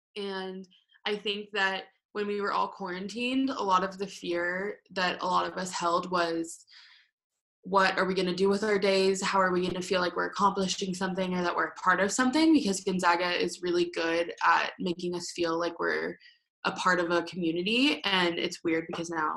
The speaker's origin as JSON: {"language": "English", "town": "Denver", "region": "Colorado", "country": "United States", "said": "I'm from Denver, Colorado"}